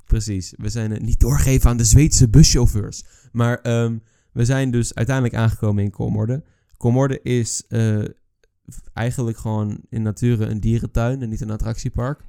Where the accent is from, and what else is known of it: Netherlands